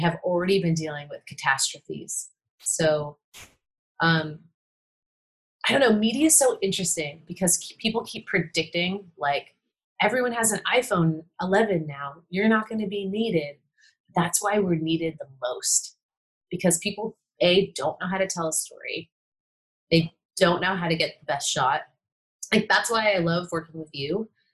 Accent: San Francisco, California, United States; I grew up in San Francisco

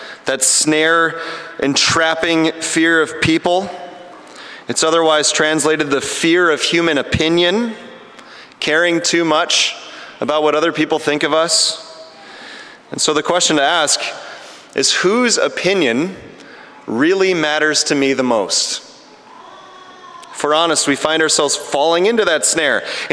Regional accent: Chicago, Illinois, United States; now in Ottawa, Canada; I grew up in the Chicago area at a church that's a little bit more liturgical

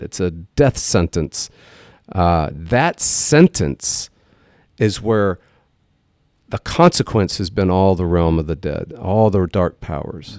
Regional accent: Texas, United States; we're from Texas

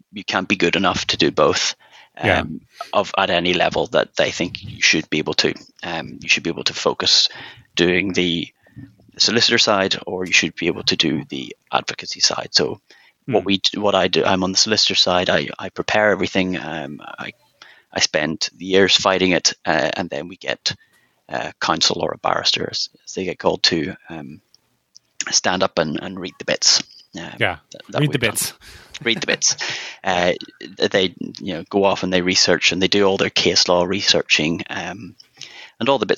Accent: Northern Ireland, United Kingdom; moved away as an adult; also born or lived in Germany / Switzerland; now in London, United Kingdom; I live in London, but you can probably tell from my accent, I'm not born and bred in London. I was actually born in Northern Ireland, and then I moved to London

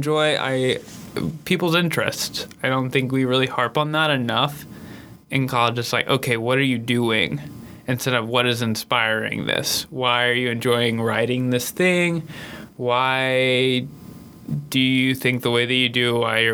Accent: Memphis, Tennessee, United States; I am from Memphis, Tennessee

